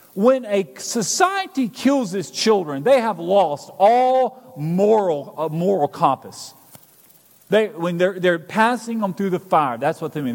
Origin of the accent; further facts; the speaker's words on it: Alabama, United States; moved away; I'm originally from Alabama